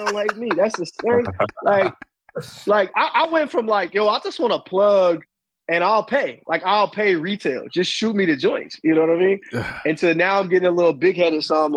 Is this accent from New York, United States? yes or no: no; Sacramento, California, United States; moved away as an adult; now in East Coast, United States; I'm from Sacramento.